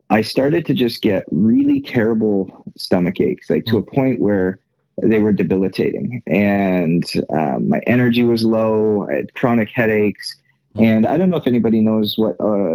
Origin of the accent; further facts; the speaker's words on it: Canada; moved away as an adult; now in United States; born and raised in Canada